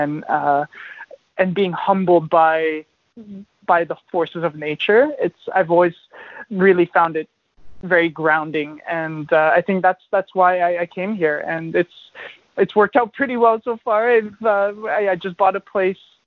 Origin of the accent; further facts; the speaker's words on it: Toronto, Ontario, Canada; moved away as an adult; also born or lived in Ottawa; now in Vancouver, Canada; I'm originally obviously from Ontario. I'm born in Ottawa and grew up in Toronto